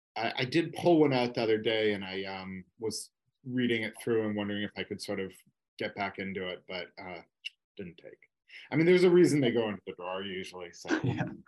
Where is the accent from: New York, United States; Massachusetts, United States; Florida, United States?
Massachusetts, United States; I grew up in Massachusetts